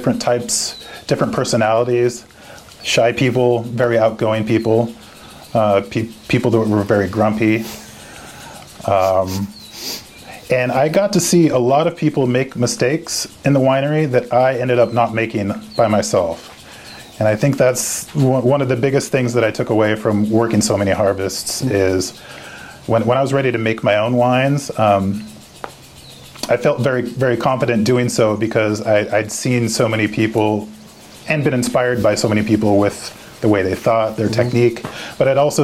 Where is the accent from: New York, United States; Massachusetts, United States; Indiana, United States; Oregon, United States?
Oregon, United States; also born or lived in France; I'm from Oregon. I'm a fifth generation Oregonian.